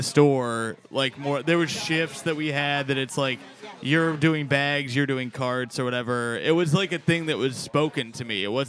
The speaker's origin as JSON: {"language": "English", "region": "Indiana", "country": "United States", "tie": "born or raised there", "moved": "yes", "lives_now": "New York, United States", "said": "I'm one of the rare deadbeat Indian dad kids. I was a mixed race kid in Indiana"}